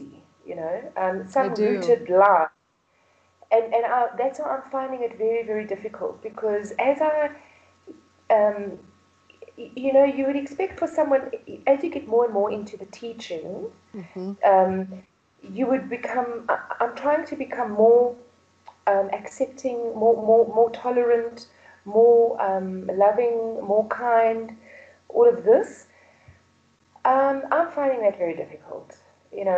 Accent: Pretoria, Gauteng, South Africa; born and bred in South Africa, in Pretoria

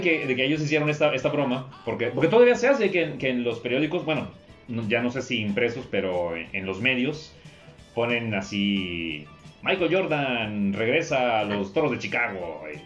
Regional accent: a town near Tampico, Tamaulipas, Mexico; moved away; en el pueblo donde soy original

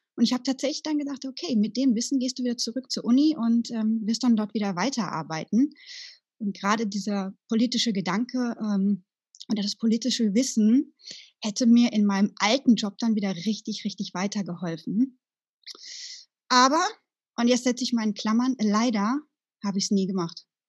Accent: Sauerland, North Rhine-Westphalia, Germany; moved away; meiner alten Heimat im Sauerland

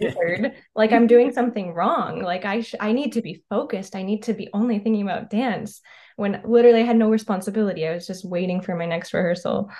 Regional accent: North Carolina, United States; moved away as an adult; also born or lived in Ohio / Rochester, New York / Montgomery, Alabama / Chicago, Illinois; I was born in Ohio. I grew up in North Carolina.

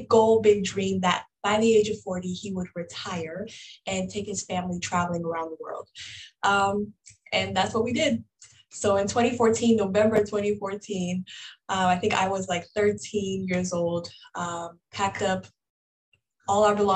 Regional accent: Ghana; now in Richmond, Virginia, United States; born and raised in Ghana

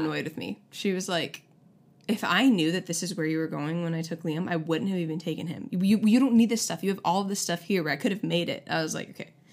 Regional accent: Syracuse, New York, United States; now in Tulsa, United States; Syracuse, shout out to my hometown

